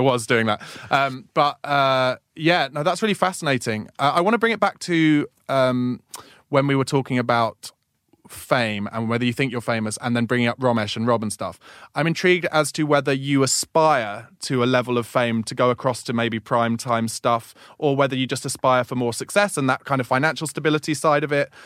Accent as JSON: {"language": "English", "town": "Woking", "region": "South East England", "country": "United Kingdom", "moved": "yes", "said": "I came from Woking, which is provincial town"}